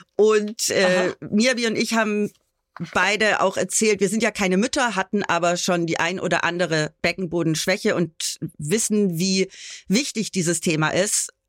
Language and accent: German; Bad Tölz, Bavaria, Germany; ich bin ja auch gebürtige Bayerin